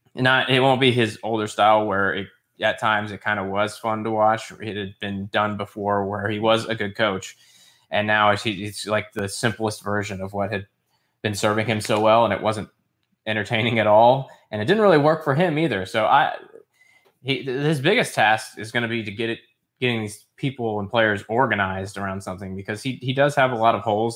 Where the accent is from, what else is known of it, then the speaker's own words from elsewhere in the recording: United States; as an American outside looking